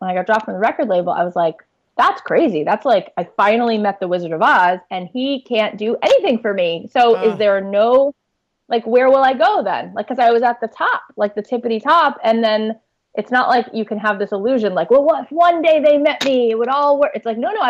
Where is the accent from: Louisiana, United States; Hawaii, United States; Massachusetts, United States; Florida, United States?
Florida, United States; South; I grew up in South Florida